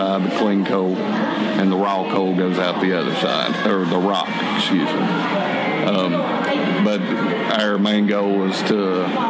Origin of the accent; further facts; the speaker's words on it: Gary, West Virginia, United States; also born or lived in Bluefield / Welch; I was born in Bluefield Hospital, but I was raised in Gary, just a few miles up the road, and got married and moved here to Welch.